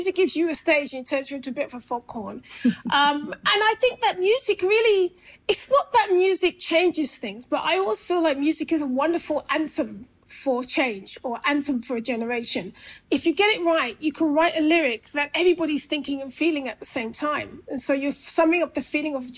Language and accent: English; London, United Kingdom; I grew up in Brixton and I grew up through two Brixton riots, 1981 and 95